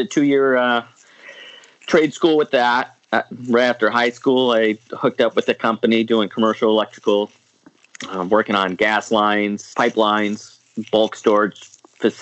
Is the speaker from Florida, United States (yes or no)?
no; Niagara Falls, New York, United States; I grew up in Niagara Falls, New York. Good old Niagara Falls. Born and raised